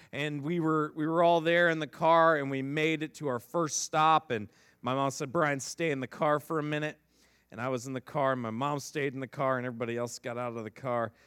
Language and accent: English; Northeast Ohio, United States; I grew up in Northeast Ohio